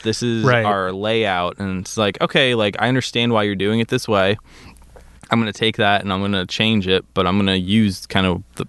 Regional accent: Princeton, New Jersey, United States; also born or lived in Bermuda / New Hampshire; My whole story is I'm from Princeton, New Jersey. Okay. I grew up in Bermuda for a little bit. Moved back to New Jersey, New Hampshire, and then out here a little over 10 years ago for college.

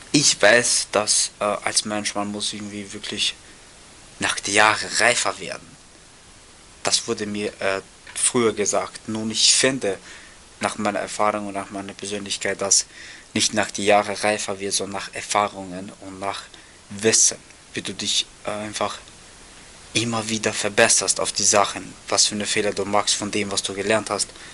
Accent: Austria; bei uns in Österreich

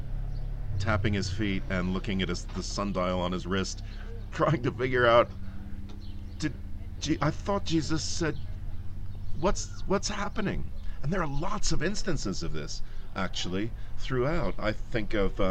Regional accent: East Coast of the United States, United States; moved away as an adult; also born or lived in Aberdeen, United Kingdom; now in London, United Kingdom; I'm originally from the East Coast of the States

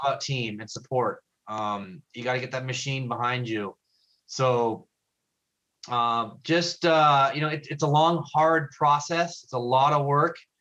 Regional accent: Los Angeles, California, United States; now in Redondo Beach, United States; I'm actually from San Pedro

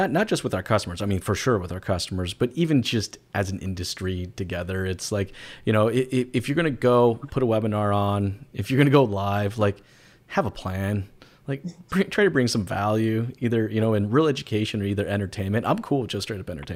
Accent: United States; moved away as an adult; I'm originally from the States. When I moved up here

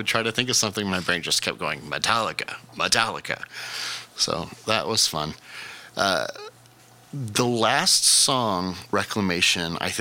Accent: United States; as a American

